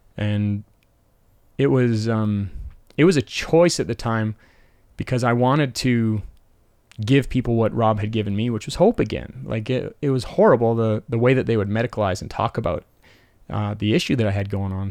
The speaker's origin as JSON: {"language": "English", "town": "Calgary", "region": "Alberta", "country": "Canada", "tie": "born or raised there", "said": "I grew up in Temple in northeast Calgary"}